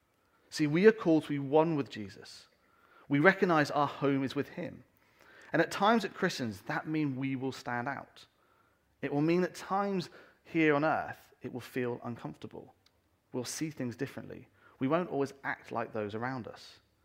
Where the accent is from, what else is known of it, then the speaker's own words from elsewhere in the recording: England, United Kingdom; also born or lived in North America; And I remember when we came back, I was about 12 years old, and we came back to this country. And I'm British, I'm English, and I hold on to that very strongly.